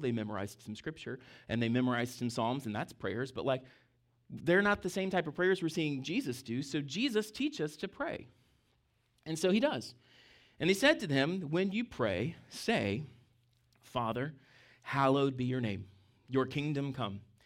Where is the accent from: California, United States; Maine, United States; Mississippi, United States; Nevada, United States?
Mississippi, United States; now in Fredericksburg, United States; I grew up in Mississippi, I was your tic-, typical barefoot Mississippi kid